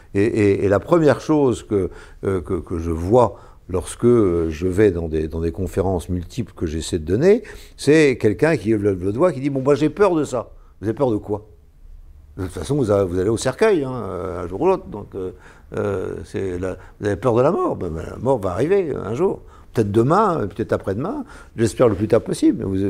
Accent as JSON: {"language": "French", "region": "Brittany", "country": "France", "said": "en tant que breton, industriel"}